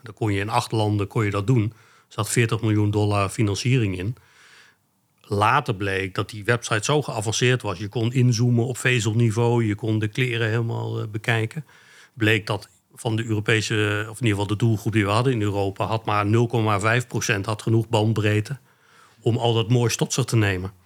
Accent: Achterhoek, Gelderland, Netherlands; moved away as an adult; now in Arnhem, Netherlands; mijn roots liggen in de Achterhoek. Daar ben ik geboren en getogen

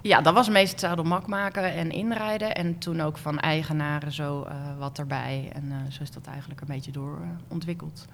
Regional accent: Werkendam, North Brabant, Netherlands; Ik ben geboren in een dorpje in Noord-Brabant, Werkendam

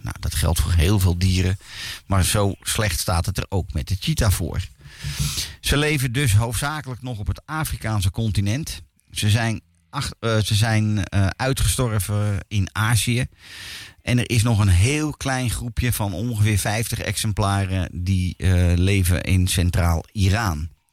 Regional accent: Netherlands; als Nederlander

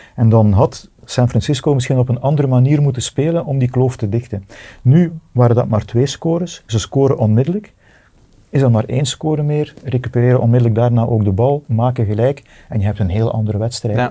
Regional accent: Bredene, Flanders, Belgium; ik ben van Breden

